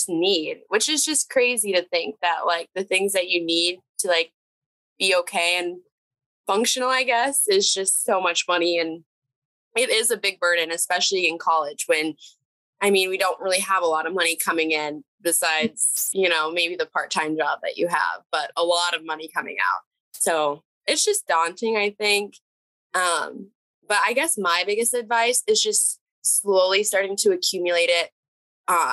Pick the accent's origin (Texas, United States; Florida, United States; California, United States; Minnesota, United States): Minnesota, United States; moved away as an adult; now in North Dakota, United States; I'm actually originally from the Minnesota area, but I did do my 4 years here